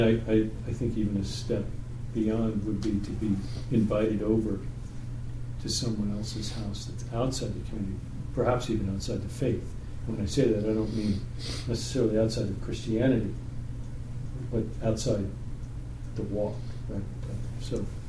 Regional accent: New York, United States; I'm from New York

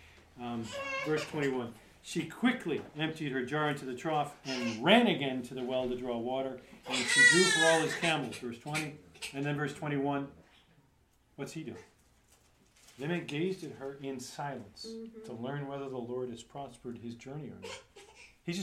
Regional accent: New York, United States; I'm from New York

